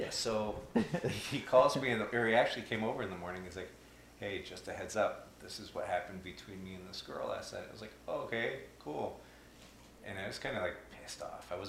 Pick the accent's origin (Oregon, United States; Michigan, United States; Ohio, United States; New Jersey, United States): Oregon, United States; So I grew up small town in Oregon.